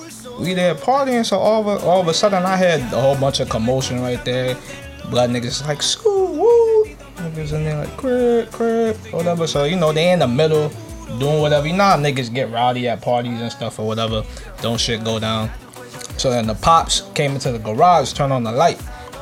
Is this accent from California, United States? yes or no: no; New York, United States; I came from New York, so it doesn't compare.